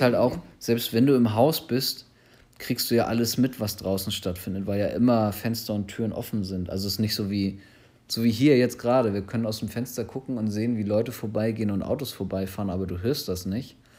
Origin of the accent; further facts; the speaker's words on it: Germany; speziell ich als Deutscher